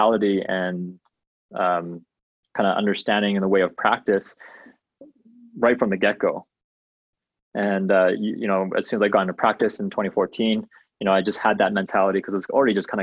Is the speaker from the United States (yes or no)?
no; Malaysia; now in Calgary, Canada; We are both from Malaysia